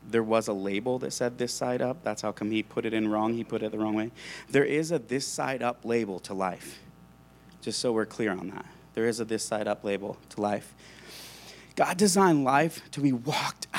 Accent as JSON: {"language": "English", "town": "La Crosse", "country": "United States", "tie": "born or raised there", "said": "I grew up in La Crosse, about an hour from here. It's a farm town right in the middle of a wheat field"}